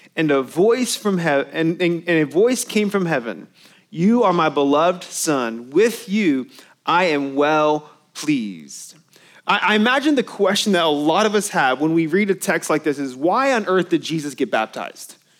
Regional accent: Irving, Texas, United States; I grew up in Irving where they used to play

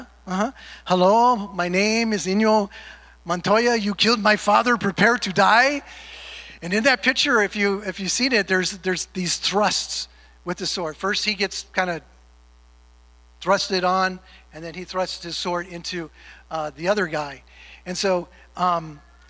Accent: California, United States; moved away; Growing up in California

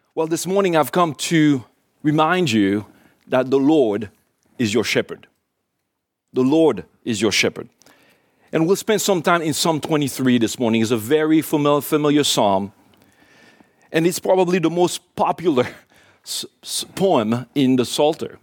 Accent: Port-au-Prince, Ouest, Haiti; moved away; I was born in Haiti, in Port-au-Prince, Haiti

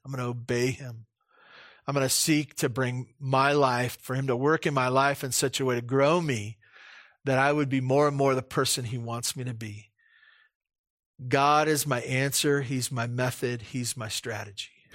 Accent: Santa Barbara, California, United States; moved away; when I grew up in Santa Barbara, I took the bus to s, to school.

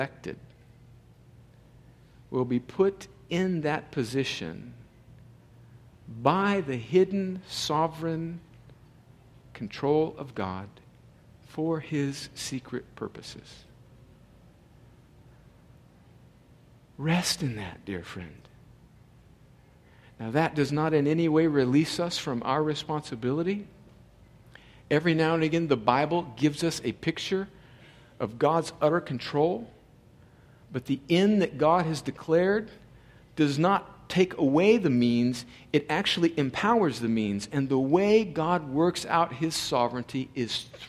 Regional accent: El Centro, California, United States; they show up on my front lawn in El Centro, California

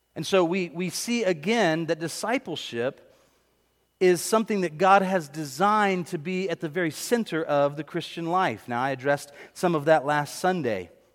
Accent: Pine Hills, the South, United States; I didn't grow up in Corinth. I grew up in Pine Hills.

